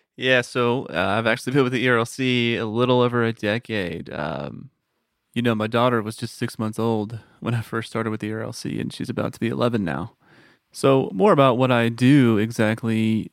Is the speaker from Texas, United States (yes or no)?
yes; Texas, United States; moved away as an adult; now in Tennessee, United States; Born and raised in Texas